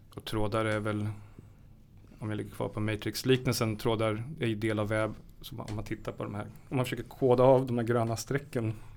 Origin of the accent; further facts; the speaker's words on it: Karlskoga, Örebro County, Sweden; jag är född i Karlskoga i Värmland. En väldigt speciell stad, vapenindustri.